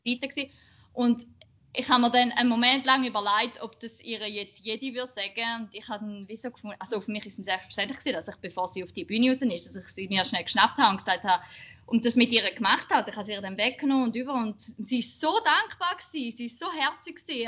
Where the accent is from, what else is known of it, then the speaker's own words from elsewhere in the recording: Schaffhausen, Switzerland; ich bin 28 und bin in Schaffhausen, äh, aus Schaffhausen, in Schaffhausen beides.